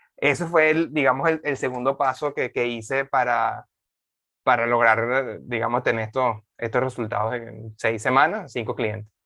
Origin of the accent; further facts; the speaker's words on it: Venezuela; moved away as an adult; also born or lived in Dominican Republic; now in Panama; yo, yo soy venezolano